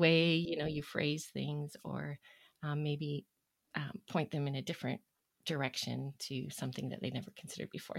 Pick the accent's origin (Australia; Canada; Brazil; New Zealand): Canada; Toronto, Ontario; now in Alberta, Canada; I grew up in Ontario, the Toronto area, and I've been in Alberta now for, hmm, well, the majority of my life